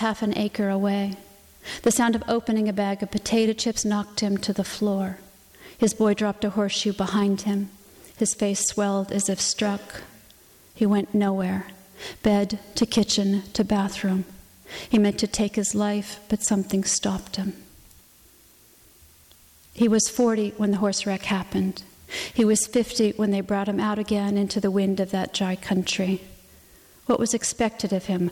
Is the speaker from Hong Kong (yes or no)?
no; the West, United States; I grew up in the West